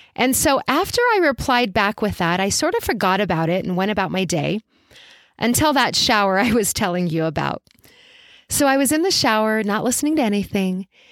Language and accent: English; Albuquerque, New Mexico, United States; I coached forever in person in my hometown of Albuquerque, New Mexico.